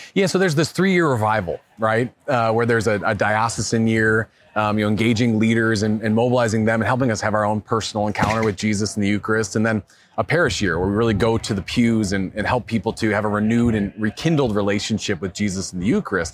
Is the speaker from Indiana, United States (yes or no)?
no; Chicago, Illinois, United States; now in Denver, United States; I'm from Chicago originally